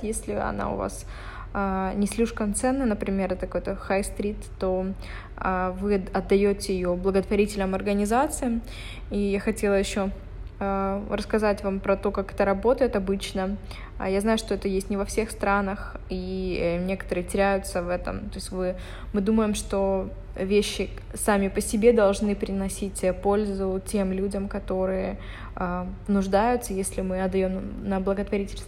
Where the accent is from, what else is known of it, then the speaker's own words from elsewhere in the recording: Dnipro, Dnipropetrovsk Oblast, Ukraine; moved away; там дома в Днепропетровске, в Днепре, где я а, откуда я родом